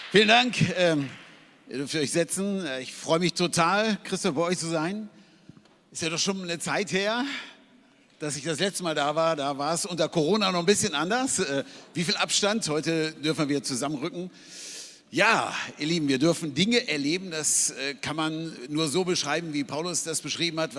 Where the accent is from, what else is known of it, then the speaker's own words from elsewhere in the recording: Hanover, Lower Saxony, Germany; Ähm, ich bin aufgewachsen in Hannover ohne christlichen Hintergrund